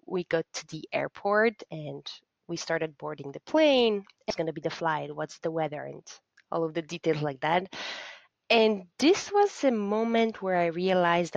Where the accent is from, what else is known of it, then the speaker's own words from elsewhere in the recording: Poland; my home country, being Poland